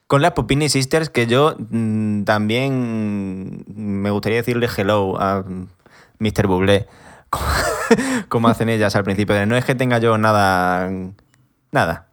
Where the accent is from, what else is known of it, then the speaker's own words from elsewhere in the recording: a small village in Badajoz, Extremadura, Spain; yo soy de un pueblo pequeño de Badajoz, 2.500 habitantes.